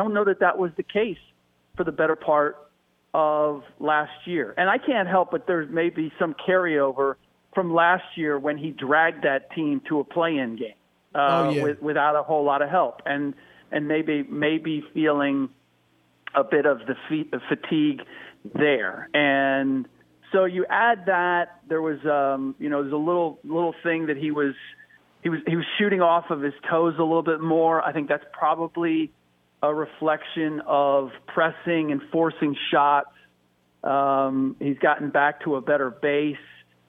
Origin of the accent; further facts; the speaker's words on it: Cincinnati, Ohio, United States; But I'm also from the Natty, so my Bengals.